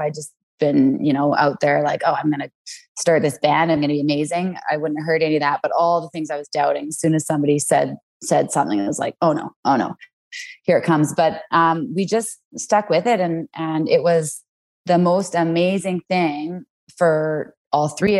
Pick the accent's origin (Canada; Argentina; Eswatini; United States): Canada; Vancouver, British Columbia; moved away as an adult; now in Cranbrook, Canada; I grew up in Vancouver, BC